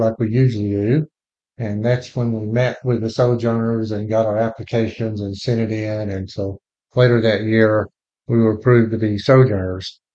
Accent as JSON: {"language": "English", "region": "Texas", "country": "United States", "tie": "born or raised there", "also_born_or_lived": "Lubbock, Texas / Fort Worth, Texas", "said": "we both grew up in Texas"}